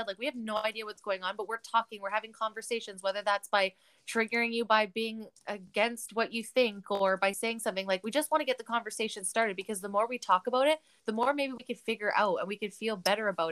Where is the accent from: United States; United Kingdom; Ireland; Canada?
Canada; We are three Canadian women on the West Coast